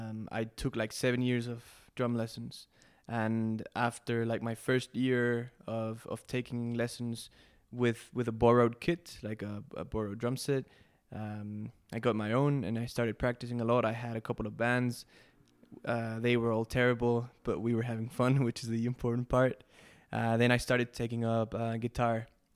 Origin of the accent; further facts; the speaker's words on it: Mexico City, Mexico; English is a second language; All right, yeah, I was born and raised in Mexico City, very lucky kid. Grew up in suburban Mexico City